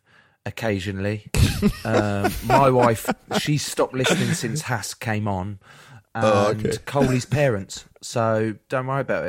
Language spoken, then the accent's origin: English; Trebanos, Wales, United Kingdom; Yeah, I'm from Trabanos.